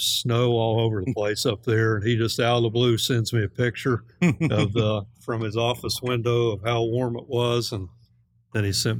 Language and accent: English; Southern Ohio, United States; moved away as an adult; now in Texas, United States; I'm originally from Southern Ohio. Worked there, born and raised there in Southern Ohio.